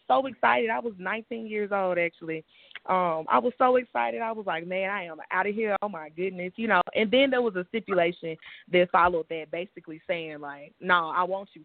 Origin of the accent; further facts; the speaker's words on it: Shreveport, Louisiana, United States; my hometown, I'm born and raised in Shreveport. We're northwest Louisiana